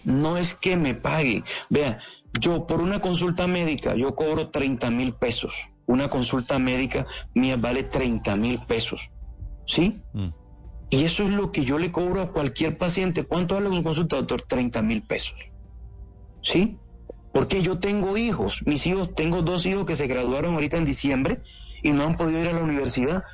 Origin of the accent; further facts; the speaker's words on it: San Bernardo del Viento, Córdoba, Colombia; Yo vengo de San Bernardo del Viento, donde la economía es pescar, coger cangrejo, cultivar arroz y parte de ganadería